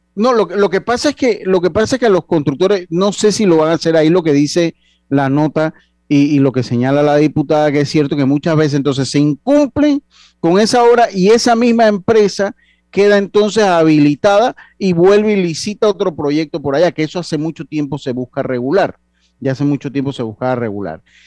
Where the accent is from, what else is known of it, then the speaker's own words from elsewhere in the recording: Panama; somos panameños.